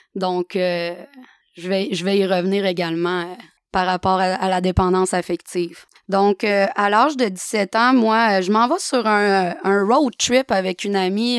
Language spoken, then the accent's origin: French; Chicoutimi, Quebec, Canada; je suis retournée euh, chez moi à Chicoutimi